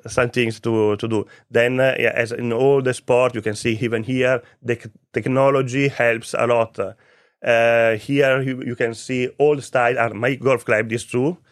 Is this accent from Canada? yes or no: no; Vicenza, Veneto, Italy; English is a second language; moved away as an adult; also born or lived in Malta; now in Cyprus; I'm Italian. I grew up in Vicenza. Vicenza is a city close to Venice